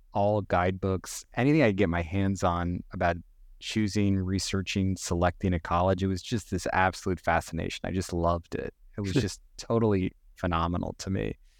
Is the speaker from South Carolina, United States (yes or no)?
no; Northern California, United States; also born or lived in New York City; We ended up moving to Northern California when I was very young